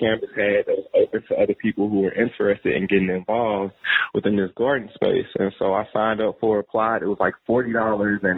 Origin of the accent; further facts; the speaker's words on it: St. Louis, Missouri, United States; moved away as an adult; now in Nashville, United States; when I was growing up in St. Louis